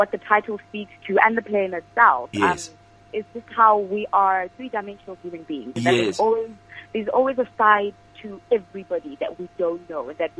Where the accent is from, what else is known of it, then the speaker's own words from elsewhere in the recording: South Africa; I'm a 22-year-old, born and bred in the Bobo.